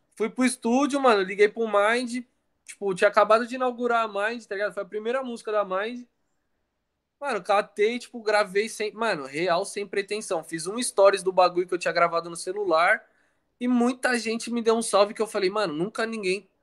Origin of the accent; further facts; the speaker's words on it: ABC, São Paulo, Brazil; minha cidade, da, do ABC